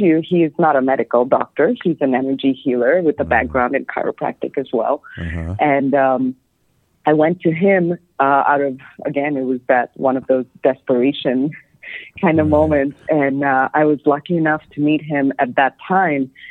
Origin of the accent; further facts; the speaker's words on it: Bangladesh; moved away; also born or lived in New York City; growing up in Bangladesh